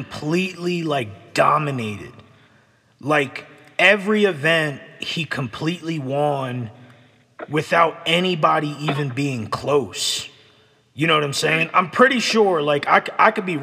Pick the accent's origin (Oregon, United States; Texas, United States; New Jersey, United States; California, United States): New Jersey, United States; Egg Harbor City; When I was growing up in New Jersey